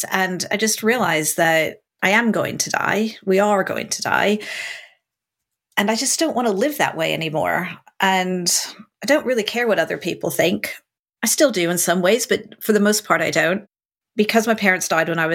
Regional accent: United States; now in United Kingdom; Being an American

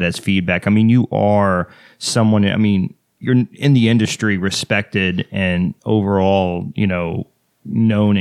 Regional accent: Texas, United States; I'm from Texas

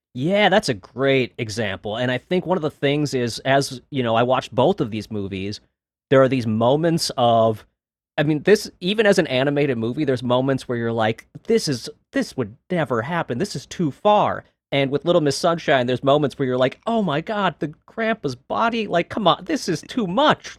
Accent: Minneapolis, Minnesota, United States; I'm from Minnesota

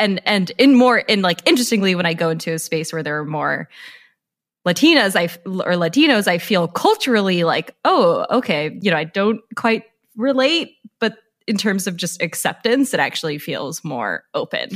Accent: San Rafael, California, United States; I am from the San Francisco Bay Area, from San Rafael

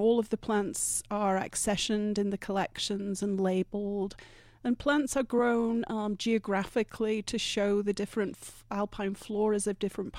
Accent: England, United Kingdom; moved away as an adult; now in Vail, United States; Originally, I'm from much further east. I'm from the British Isles, but I've been in Vail now for almost 30 years.

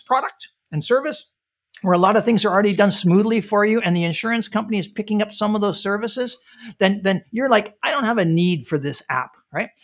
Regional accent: Canada; moved away as an adult; now in United States; I'm, I'm originally from Canada

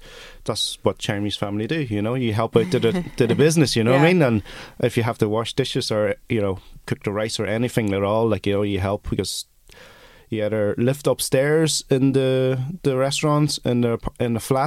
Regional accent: Ireland; also born or lived in Hong Kong; So, I grew up here since I came to Ireland when I was 8.

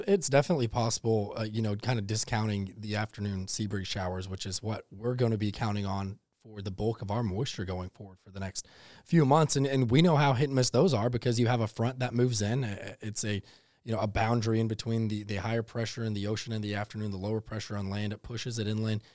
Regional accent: Texas, United States; now in Savannah, United States; growing up in Texas

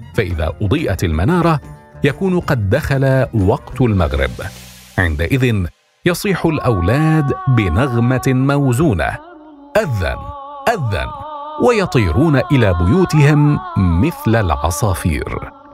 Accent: Damascus, Damascus Governorate, Syria; moved away as an adult; نشات في دمشق وفي دمشق عرفت رمضان

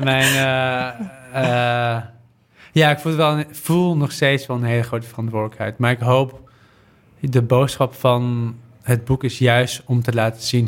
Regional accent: Netherlands; Ik ben opgegroeid in Nederland.

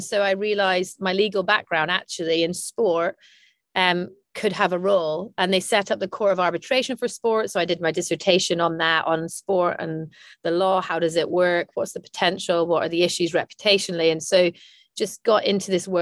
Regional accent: Aberdeen, Scotland, United Kingdom; I'm Scottish from Aberdeen, and sport was part of growing up

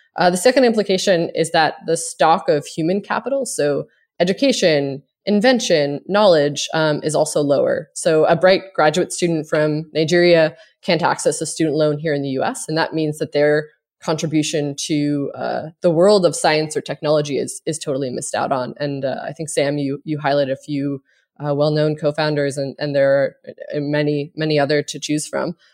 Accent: Cape Breton, Nova Scotia, Canada; now in United States

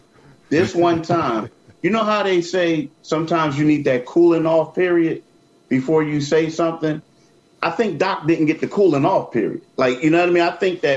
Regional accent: Philadelphia, Pennsylvania, United States; I'm from Philly

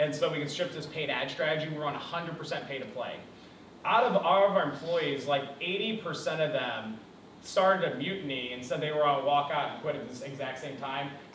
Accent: South County, Missouri, United States; I grew up in South County, dirt poor, right? I went to Melville High School

